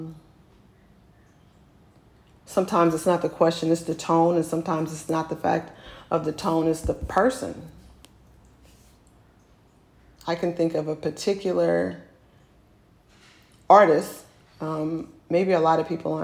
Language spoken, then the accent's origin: English; Oakland, California, United States; I'm from Oakland